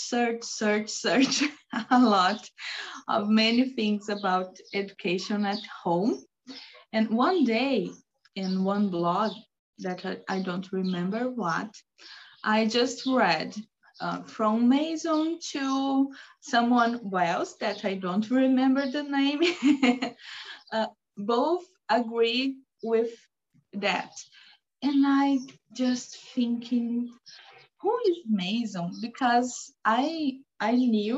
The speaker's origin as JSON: {"language": "English", "region": "Rio Grande do Sul", "country": "Brazil", "tie": "born or raised there", "also_born_or_lived": "near Iguazu Falls, Brazil", "second_language": "English", "moved": "yes", "said": "I'm born in Rio Grande do Sul"}